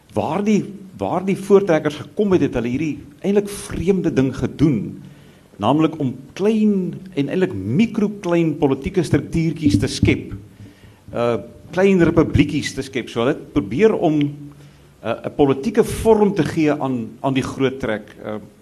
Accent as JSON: {"language": "Afrikaans", "town": "Pretoria", "region": "Gauteng", "country": "South Africa", "said": "in Pretoria dis nou ongelukkig die wêreld waar ons vandaan kom"}